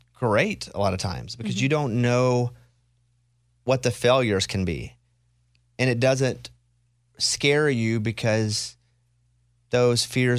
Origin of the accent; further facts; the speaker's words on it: Arkansas, United States; I'm from Arkansas.